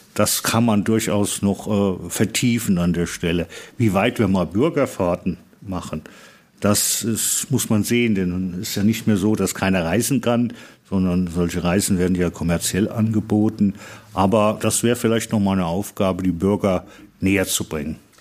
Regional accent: Aue, Saxony, Germany; für uns als Auer

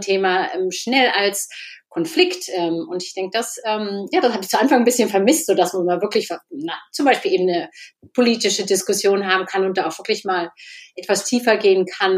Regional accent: Burgdorf, Lower Saxony, Germany; moved away as an adult; now in Netherlands; Ich Niedersächsin. Ich komme aus dem Norden, also Niedersachsen, ähm, aus der Nähe von Hannover. Ja, Burgdorf heißt es

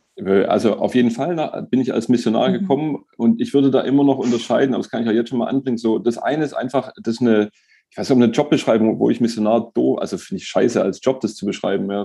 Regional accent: Stuttgart, Baden-Württemberg, Germany; ich bin in Stuttgart geboren, in Bad Cannstatt aufgewachsen

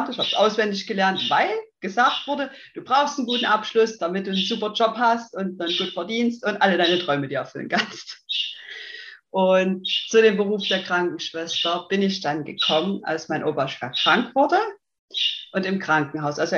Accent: Saxony, Germany; accent: Saxon; bin 30 Jahre jung, komme ja aus dem schönen in Sachsen, deswegen der Dialekt, der kommt, denke ich, sehr stark raus.

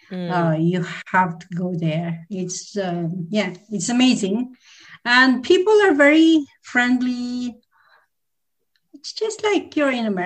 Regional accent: Philippines; English is a second language; also born or lived in UAE / Australia; now in Dubai, United Arab Emirates; I'm originally from Philippines, and then uh

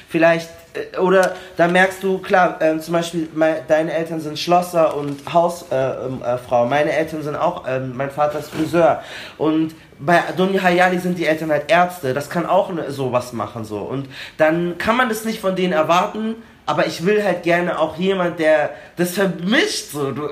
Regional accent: Munich, Bavaria, Germany; wir haben den Eisbach bei uns in München und dann sind die oft irgendwie nach der Schule da hingegangen und haben da irgendwie gechillt oder so.

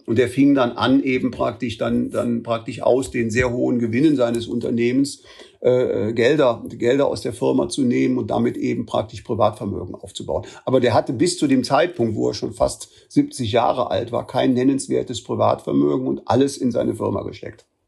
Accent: Bonn, North Rhine-Westphalia, Germany; also born or lived in Switzerland; ich bin gebürtiger Bonner, meine Frau auch. Äh, also praktisch, ich bin hier zur Schule gegangen

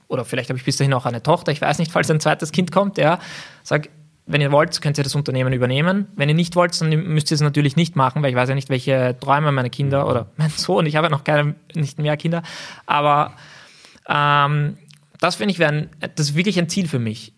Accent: Gersdorf, Austria; ich bin in Gersdorf aufgewachsen

